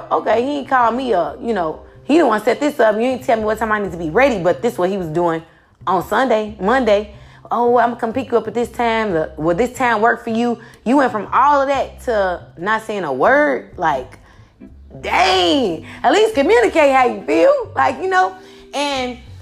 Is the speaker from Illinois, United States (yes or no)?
yes; Chicago, Illinois, United States; I come from Chicago, so it's real cutthroat